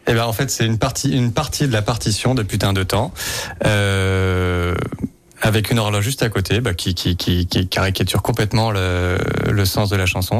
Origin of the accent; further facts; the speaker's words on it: Lyon, Auvergne-Rhône-Alpes, France; Je suis lyonnaise